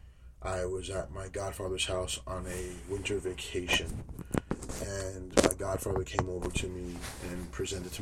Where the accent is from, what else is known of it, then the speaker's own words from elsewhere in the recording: New York City, New York, United States; growing up in New York City, you get caught up in some, you know, streetwise trouble